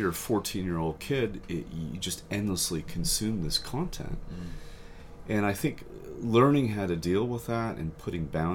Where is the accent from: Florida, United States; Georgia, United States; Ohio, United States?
Ohio, United States; I'm from Ohio